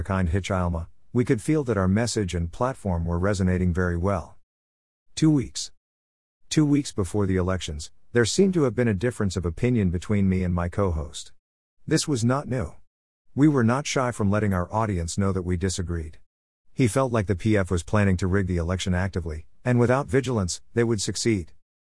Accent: Zambia; first language Bemba/Ushi; English is a second language; I made it a point to address our people in my mother tongue of Ushi and Bemba.

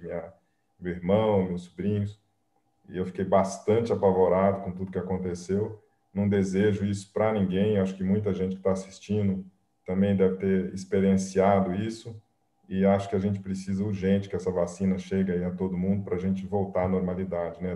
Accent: Pouso Alegre, Minas Gerais, Brazil; moved away; eu sou mineiro, né? eu vim lá de, do sul de Minas, né? de uma cidadezinha pequenininha. É, eu nasci em Pouso Alegre

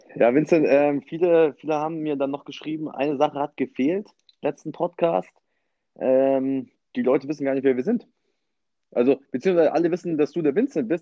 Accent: Munich, Bavaria, Germany; Ich komme aus dem Elternhaus, bin noch immer im Elternhaus, hier im, im schönen München

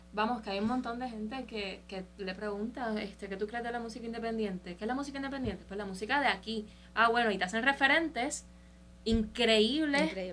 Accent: Puerto Rico; Somos puertorriqueños, somos isleños

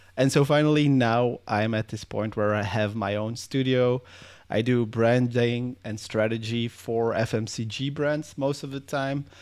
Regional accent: Belgium; I'm from Belgium.

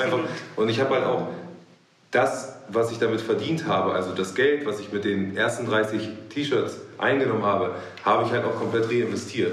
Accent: Hamburg, Germany; bin äh, geborener Hamburger

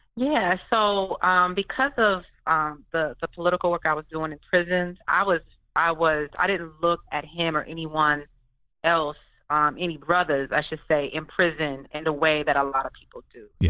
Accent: Detroit, Michigan, United States; I'm from Detroit

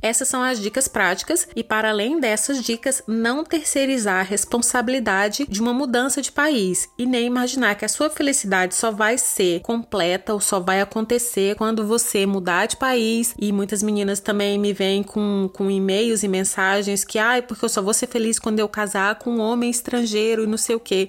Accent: Brazil; first language Portuguese; moved away as an adult; eu estava totalmente ambientada porque era o meu país

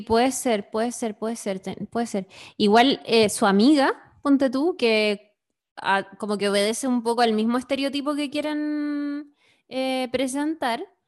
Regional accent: Chile; soy chilena de clase media

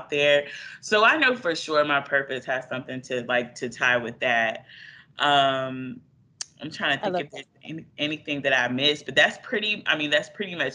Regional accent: North Carolina, United States; moved away as an adult; now in Texas, United States; I grew up in North Carolina

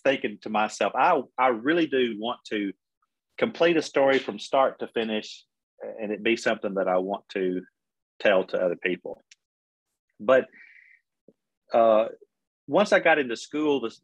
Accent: Middle Tennessee, United States; also born or lived in Oklahoma; I grew up in Middle Tennessee, not too far, you know, 30 minutes from Nashville

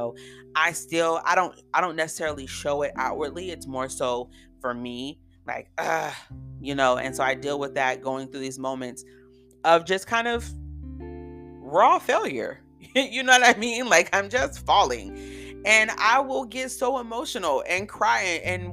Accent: California, United States; moved away as an adult; also born or lived in DMV area (Washington, D.C. metropolitan area); now in Washington, D.C. area, United States; I was from California

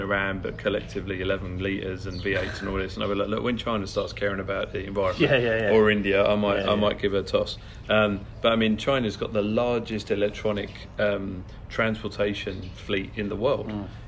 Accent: Kent, South East England, United Kingdom; growing up in Kent

